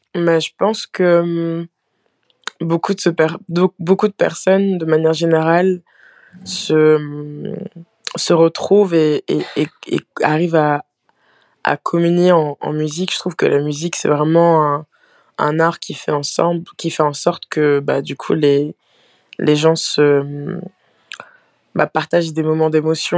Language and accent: French; Pont-Sainte-Maxence, Hauts-de-France, France; also born or lived in Aisne / Canada; J'ai grandi, euh, j'ai grandi en, Picardie